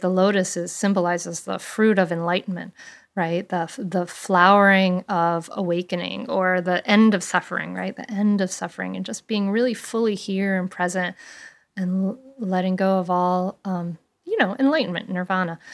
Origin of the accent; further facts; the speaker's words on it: Bristol, Rhode Island, United States; I grew up with in Bristol, Rhode Island